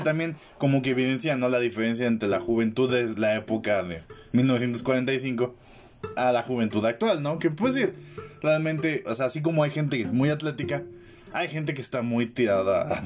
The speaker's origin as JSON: {"language": "Spanish", "town": "La Paz", "region": "Baja California Sur", "country": "Mexico", "tie": "born or raised there", "said": "yo soy de La Paz"}